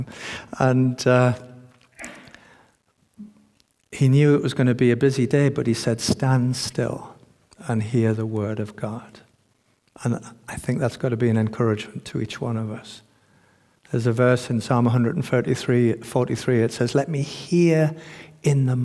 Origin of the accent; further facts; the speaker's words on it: United Kingdom; as British people